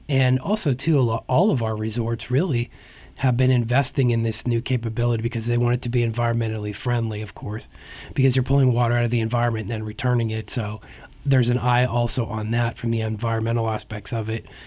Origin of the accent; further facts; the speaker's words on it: Hazleton, Pennsylvania, United States; I'm originally from Hazleton